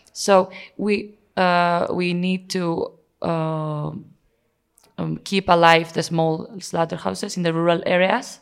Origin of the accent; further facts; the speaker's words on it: Spain; also born or lived in Navarre; I'm from Spain